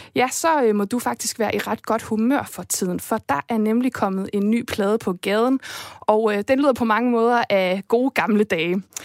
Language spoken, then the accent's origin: Danish; Esbjerg, Southern Denmark, Denmark; jeg er selv fra Jylland, jeg er fra Esbjerg, det er den der jyske ro